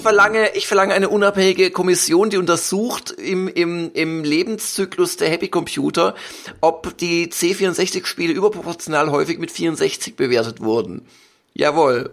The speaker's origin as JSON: {"language": "German", "region": "Swabia", "country": "Germany", "said": "als Schwabe"}